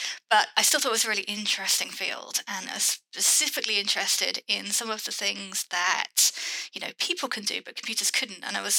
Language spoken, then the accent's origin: English; United Kingdom; I have lived in the UK all my life.